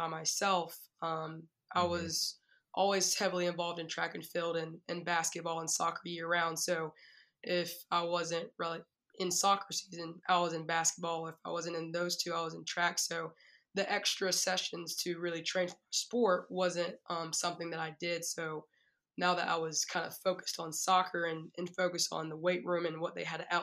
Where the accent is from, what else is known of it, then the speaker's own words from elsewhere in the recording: Wilson, North Carolina, United States; I'm originally from Wilson, North Carolina, so the 252. I grew up there all my life